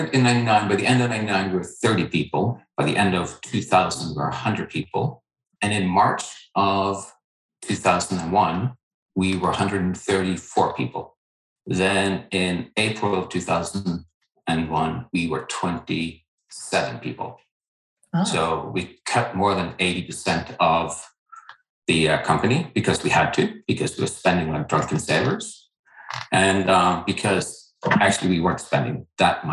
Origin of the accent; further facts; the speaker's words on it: Norway; moved away as an adult; also born or lived in Boston; now in United States; I didn't grow up here in this country. I grew up in Norway.